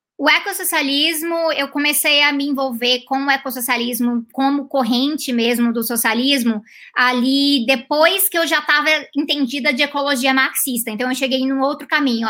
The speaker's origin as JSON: {"language": "Portuguese", "town": "Goiânia", "region": "Goiás", "country": "Brazil", "tie": "born or raised there", "also_born_or_lived": "Canada", "moved": "as an adult", "said": "Eu sou de Goiânia. De Goiânia. Aí eu morei em Goiânia até, até os 18 anos de idade."}